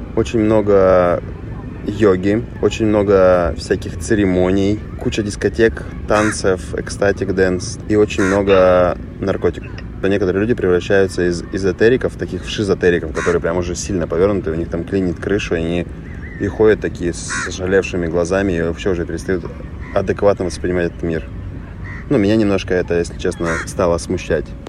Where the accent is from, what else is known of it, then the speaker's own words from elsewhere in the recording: Russia; я из России